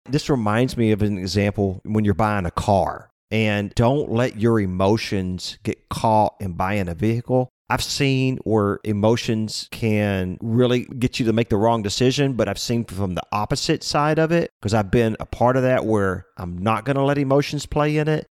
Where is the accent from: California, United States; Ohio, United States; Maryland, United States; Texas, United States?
Texas, United States; Lake Jackson; I grew up in Lake Jackson, and when I was a kid, that was about five or six thousand people